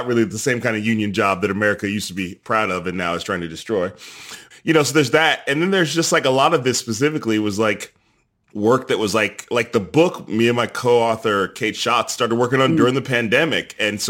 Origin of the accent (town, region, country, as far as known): Chicago, Illinois, United States; born or raised there